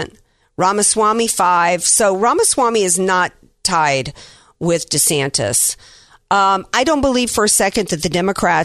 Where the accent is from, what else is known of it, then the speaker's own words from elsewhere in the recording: Louisiana, United States; that's my home state